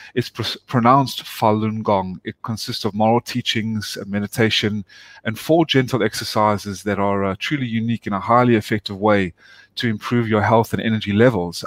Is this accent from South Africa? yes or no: yes; South Africa; also born or lived in Atlanta, United States; now in United States; I was born and raised in South Africa. My family moved when they uh, immigrated to the United States in 1995 to Atlanta.